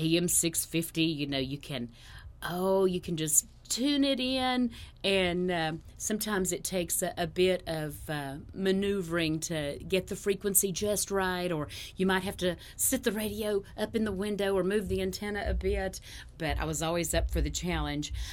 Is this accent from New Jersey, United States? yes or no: no; Ashe County, North Carolina, United States; I grew up in Ashe County, which is the very northwest corner of North Carolina